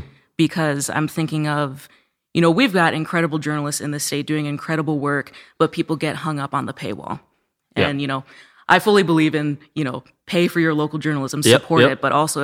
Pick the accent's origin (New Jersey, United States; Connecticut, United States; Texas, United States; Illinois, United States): Illinois, United States; Roscoe; I'm actually from Roscoe, Illinois, kind of north central Illinois.